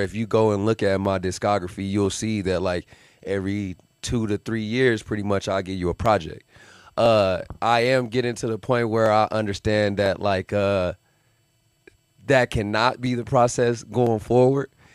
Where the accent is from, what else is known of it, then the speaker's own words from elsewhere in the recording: Las Vegas, Nevada, United States; also born or lived in Milwaukee, Wisconsin; So born there, and then I moved here to Vegas when I was 11